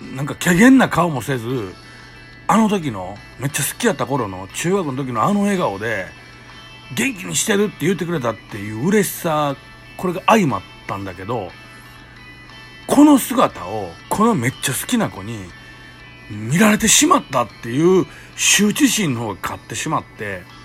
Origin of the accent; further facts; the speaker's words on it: Kobe, Hyogo, Japan; ここを僕らの地元の表現で言うと、あの、地獄谷って言ってる、言ってたんですけど